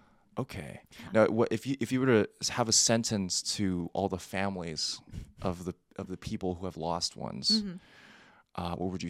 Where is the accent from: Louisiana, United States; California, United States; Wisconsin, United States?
California, United States; Rancho Cucamonga; hometown. Rancho Cucamonga.